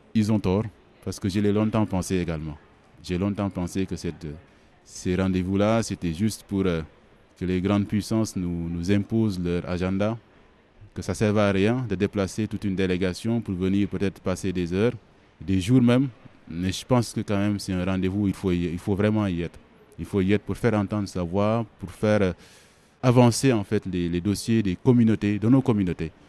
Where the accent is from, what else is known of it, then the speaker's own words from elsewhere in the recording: Senegal; Quand on est sénégalais